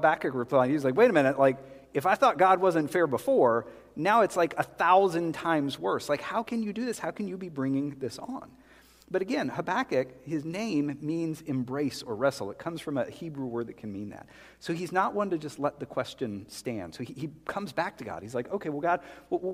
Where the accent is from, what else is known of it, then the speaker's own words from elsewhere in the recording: South Carolina, United States; moved away; I grew up in South Carolina. Well, sixth grade through high school, we were in South Carolina